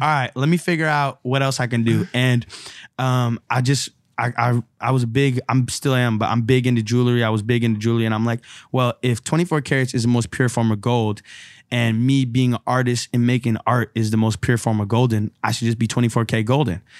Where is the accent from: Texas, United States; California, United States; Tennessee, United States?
California, United States; San Francisco; growing up in San Francisco, you know, there's a lot of Chinese culture and heritage there